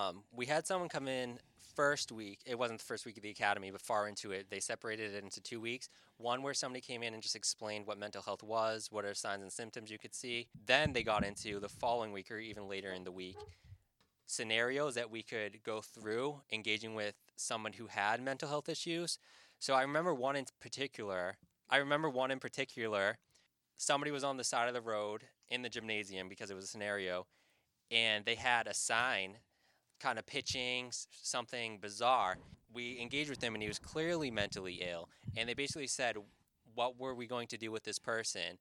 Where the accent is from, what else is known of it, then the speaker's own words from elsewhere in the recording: Hull, Massachusetts, United States; also born or lived in Boston, Massachusetts / Revere, Massachusetts / Saugus, Massachusetts; I'm from South Shore, Massachusetts